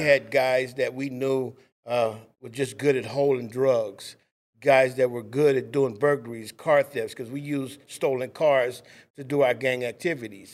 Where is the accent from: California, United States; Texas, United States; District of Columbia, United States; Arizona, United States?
California, United States; Los Angeles; also born or lived in Compton, California; I am from Compton, California. I grew up in Watts, actually.